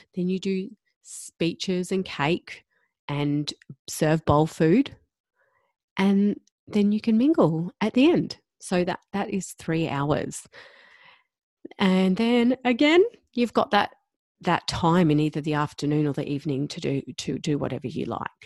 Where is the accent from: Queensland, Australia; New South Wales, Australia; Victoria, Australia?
Queensland, Australia; Gold Coast; moved away; also born or lived in Perth; I'm from the Gold Coast and we were living in Perth